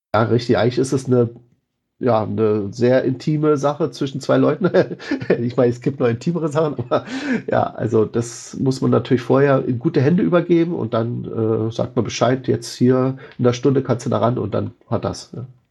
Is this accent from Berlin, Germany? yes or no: yes; Berlin, Germany; mir als Berliner